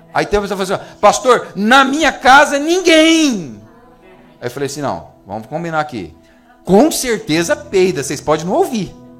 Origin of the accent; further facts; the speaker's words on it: Brazil; deve ser brasileiro, igual eu